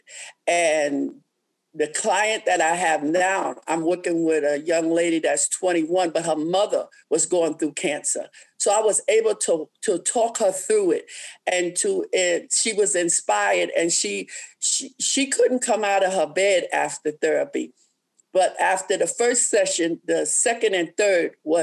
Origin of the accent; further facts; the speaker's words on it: New York, United States; moved away as an adult; also born or lived in Columbia, South Carolina; I live in South Carolina, in Columbia at the time, and I'm from New York